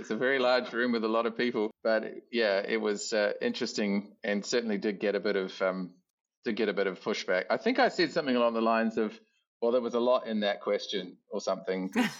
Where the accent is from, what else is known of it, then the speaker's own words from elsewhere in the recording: New Zealand; moved away as an adult; also born or lived in Auckland, New Zealand; now in Adelaide, Australia; So I'm a Kiwi Australian. It's probably the best way of describing it. I come from New Zealand originally, Aotearoa, New Zealand